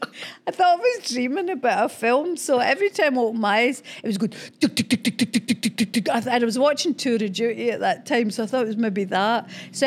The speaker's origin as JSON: {"language": "English", "region": "Scotland", "country": "United Kingdom", "said": "Because I'm Scottish and we're brought up in the bog of humanity"}